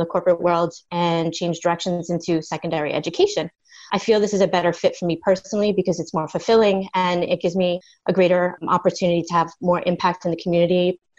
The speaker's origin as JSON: {"language": "English", "region": "New York", "country": "United States", "tie": "born or raised there", "also_born_or_lived": "Miami", "moved": "as an adult", "lives_now": "Orlando, United States", "said": "I live in Florida with my husband of 16 years, Dennis. We were both born and raised in New York, but we've been living in Florida for 15 years now."}